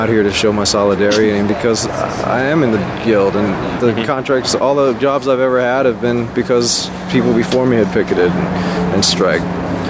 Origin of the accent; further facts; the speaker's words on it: Los Angeles, California, United States; In L.A.